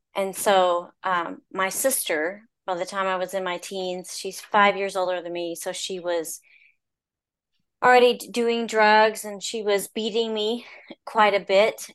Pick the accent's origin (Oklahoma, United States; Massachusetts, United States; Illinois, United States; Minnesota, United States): Oklahoma, United States; Stratford; I grew up in Stratford, Oklahoma, and it was just a rural town.